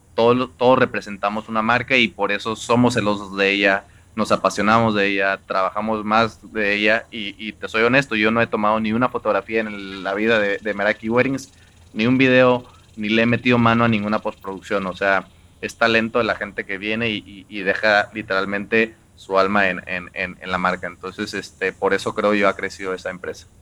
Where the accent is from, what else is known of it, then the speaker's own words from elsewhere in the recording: Xalapa, Veracruz, Mexico; yo soy de Jalapa, Veracruz